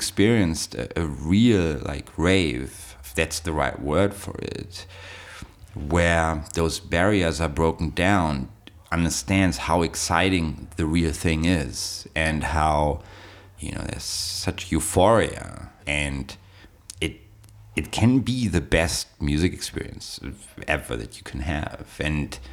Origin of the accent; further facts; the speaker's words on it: Berlin, Germany; I went to raves in Berlin, that's where I grew up. I was born in West Berlin